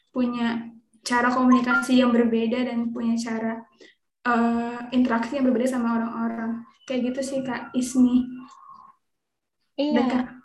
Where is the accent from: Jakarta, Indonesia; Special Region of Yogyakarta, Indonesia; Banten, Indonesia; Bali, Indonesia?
Banten, Indonesia; Serang; kenalin aku … aku dari Serang Banten lagi sibuk ya belajar sebagai mahasiswa